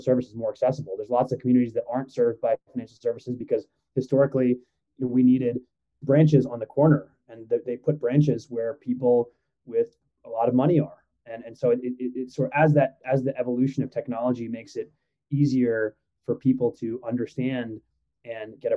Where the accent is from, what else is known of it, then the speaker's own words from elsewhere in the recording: Midwest, United States; also born or lived in Iran; was born in Iran, and my parents moved here when I was very young, moved to the Midwest, and, you know, kind of grew up in a modest, maybe lower middle class environment